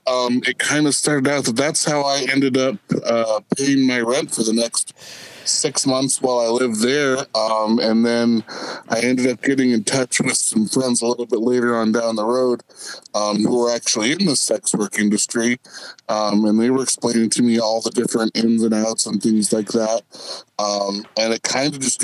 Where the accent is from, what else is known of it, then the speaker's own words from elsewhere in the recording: Midwest, United States; moved away as an adult; I was out from the Midwest. You know, my town was 2,000 people